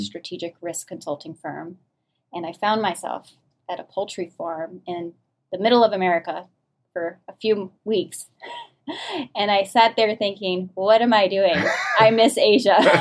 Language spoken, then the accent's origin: English; New Orleans, Louisiana, United States; moved away; I grew up in New Orleans, Louisiana, the deep south